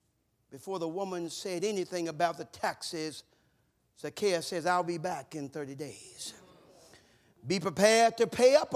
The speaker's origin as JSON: {"language": "English", "region": "the South", "country": "United States", "tie": "born or raised there", "said": "years ago, where I grew up in the South, when someone passed, they put a funeral spray on the door."}